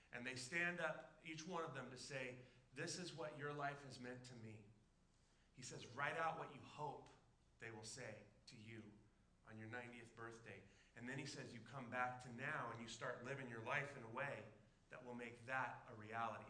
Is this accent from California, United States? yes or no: yes; Southern California, United States; now in Alaska, United States; I grew up in Southern California